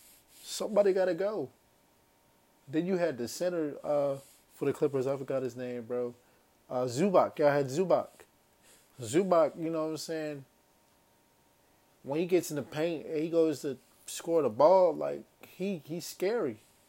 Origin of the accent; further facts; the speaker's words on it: Charlotte, North Carolina, United States; born there; And I'm from Charlotte, you know what I'm saying? That's where I was born. You know what I mean, that's not where I was raised, but that's where I was born. So I got a lot of family still in Charlotte.